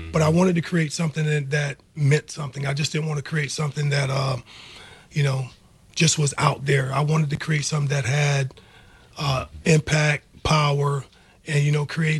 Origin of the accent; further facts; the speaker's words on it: South Carolina, United States; moved away as an adult; also born or lived in Virginia; now in Birmingham, United States; I'm originally from South Carolina, and yeah, I grew up there. I spent my whole life there, and I went to college at Virginia Union.